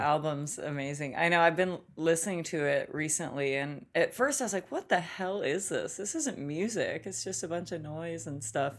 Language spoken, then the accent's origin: English; Olympia, Washington, United States; moved away as an adult; also born or lived in New York; now in Los Angeles, United States; growing up in Olympia